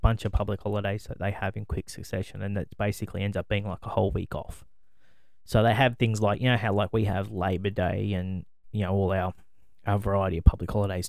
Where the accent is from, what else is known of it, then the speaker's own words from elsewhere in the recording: Australia; I'm Australian.